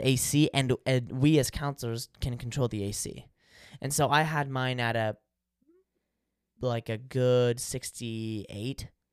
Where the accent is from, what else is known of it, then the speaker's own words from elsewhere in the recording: California, United States; I'm from California